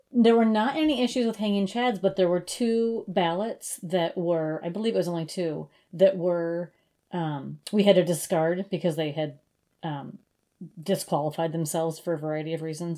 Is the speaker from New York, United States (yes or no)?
no; Brookings, South Dakota, United States; also born or lived in Minneapolis, Minnesota; in Brookings, actually uh, in South Dakota um, you can have a municipal liquor store, and that's what my hometown has